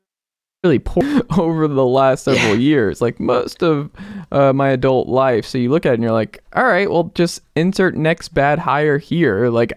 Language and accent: English; Atlanta, Georgia, United States; Yeah, I mean, I'm from Atlanta, but I still don't have anything.